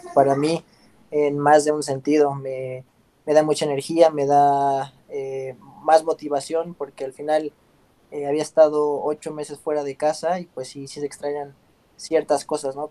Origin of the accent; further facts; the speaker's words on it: Mexico City, Mexico; moved away as an adult; also born or lived in Europe; yo soy originario de, la Ciudad de México, eh, aquí nací y estuve pues parte de mi vida